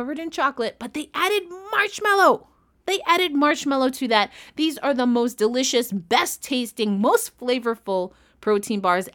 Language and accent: English; New York, United States; I'm a New Yorker through and through.